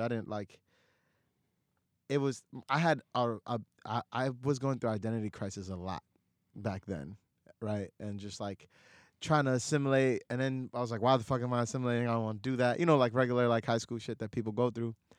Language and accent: English; New York City, New York, United States; also born or lived in Dhaka, Bangladesh; I moved to, you know, lower income apartments in Astoria. Six people, one bedroom